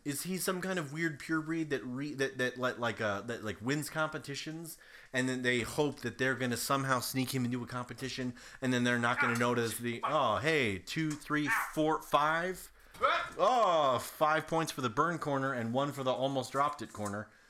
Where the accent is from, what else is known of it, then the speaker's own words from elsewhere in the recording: Ohio, United States; growing up in Ohio